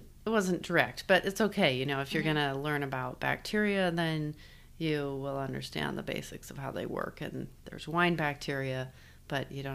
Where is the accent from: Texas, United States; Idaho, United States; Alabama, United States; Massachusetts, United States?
Idaho, United States; Boise; moved away as an adult; also born or lived in Washington; I was born in Boise in St. Luke's and grew up most of my life here